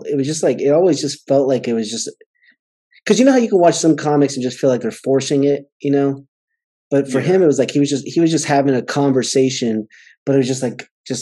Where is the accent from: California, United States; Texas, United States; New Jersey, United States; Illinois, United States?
California, United States; Southern; I grew up in Southern California